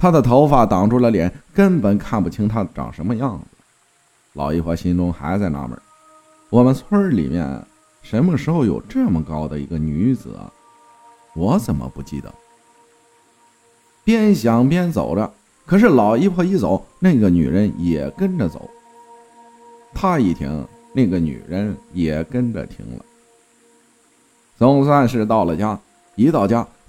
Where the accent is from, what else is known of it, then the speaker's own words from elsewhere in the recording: Sichuan, China; 我是四川人，说一下关于我外婆家的故事吧。